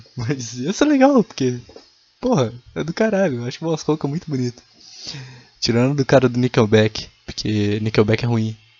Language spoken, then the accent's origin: Portuguese; Minas Gerais, Brazil; eu sou de Minas Gerais